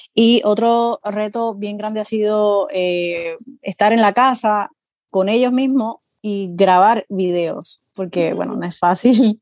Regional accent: Puerto Rico; moved away as an adult; now in Florida, United States; soy de Puerto Rico, llevo viviendo aquí en Florida aproximadamente 6 años, pero como tal en Estados Unidos llevo viviendo 10 años

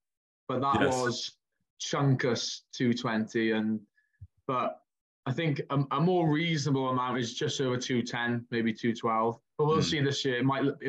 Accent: Wales, United Kingdom; I don't know if I class as a pod because I'm from Wales.

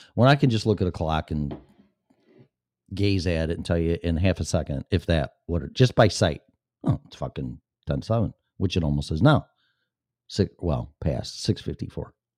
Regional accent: Chicago, Illinois, United States; born or raised there; now in Florida, United States

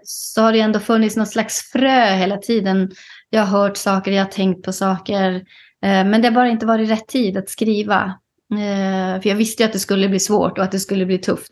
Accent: Kiruna, Norrbotten County, Sweden; moved away as an adult; also born or lived in Nedre Soppero; now in Solna, Sweden; jag är ju född och uppvuxen i Kiruna

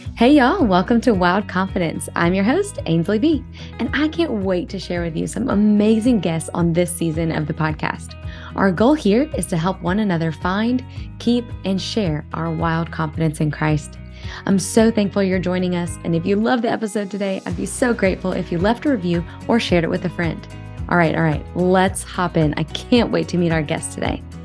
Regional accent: Louisiana, United States

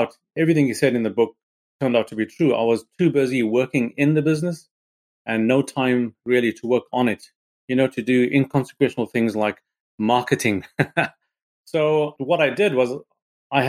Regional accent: Harare, Zimbabwe; moved away as an adult; now in Salisbury, United Kingdom; I was born in Harare in Zimbabwe

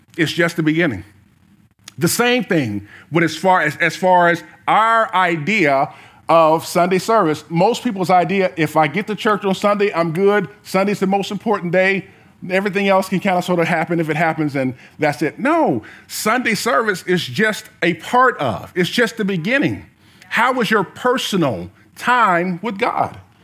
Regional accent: the South, United States; I was born in the South

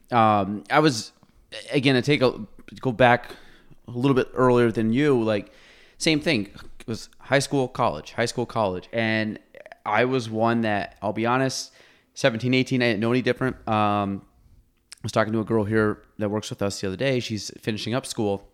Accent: Chazy, New York, United States; I was from Chazy

